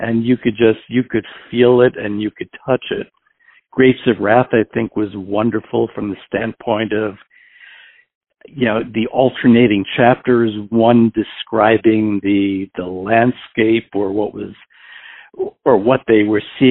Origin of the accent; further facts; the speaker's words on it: New York City, New York, United States; moved away as an adult; also born or lived in Houston, Texas / Pittsburgh, Pennsylvania; now in Hillsborough, United States; originally I'm from New York City. I was actually adopted at birth in New York City at the time, at the time of my birth. Grew up there and lived there until I was just about 40 years old